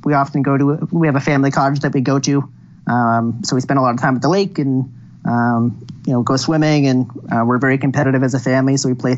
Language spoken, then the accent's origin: English; Toronto, Ontario, Canada; I grew up in the suburbs of Toronto, so they're my team